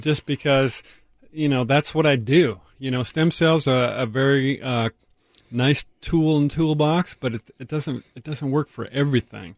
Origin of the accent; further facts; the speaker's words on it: Tacoma, Washington, United States; I grew up in North Tacoma on Basalt Street